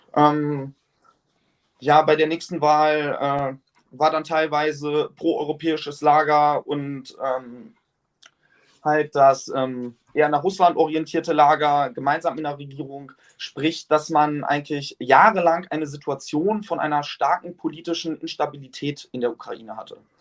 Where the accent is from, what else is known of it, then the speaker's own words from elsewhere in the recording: Germany; hier bei uns in Deutschland